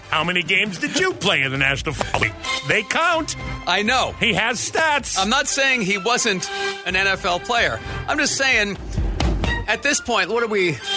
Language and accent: English; New York, United States; I grew up in the New York area. I was a Giants fan.